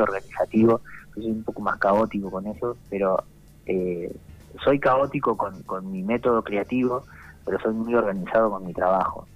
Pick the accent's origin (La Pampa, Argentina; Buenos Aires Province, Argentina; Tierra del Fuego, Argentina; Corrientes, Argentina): La Pampa, Argentina; Santa Rosa; yo soy de Santa Rosa, eh, acá digamos en la capital de La Pampa